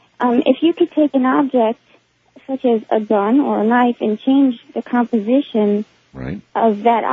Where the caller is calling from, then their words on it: Greenville, Florida, United States; I'm calling from Greenville, Florida.